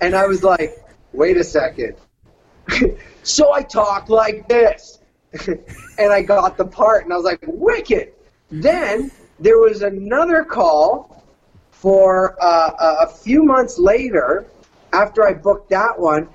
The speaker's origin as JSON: {"language": "English", "country": "Canada", "also_born_or_lived": "California", "accent": "Canadian", "moved": "as an adult", "said": "The fat white guy from Canada"}